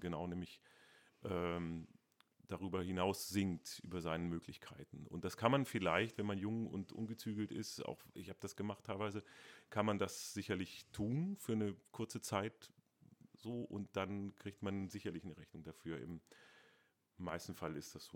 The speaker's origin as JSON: {"language": "German", "town": "Hanover", "region": "Lower Saxony", "country": "Germany", "moved": "as an adult", "lives_now": "Dresden, Germany", "said": "einmal bin ich Hannoveraner. Ähm, stolzer Hannoveraner"}